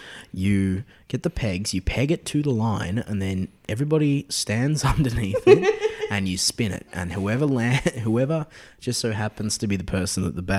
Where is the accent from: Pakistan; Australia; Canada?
Australia; Yarra Valley, Victoria; I grew up at Global Studios, Pinot Court. So I grew up in the Yarra Valley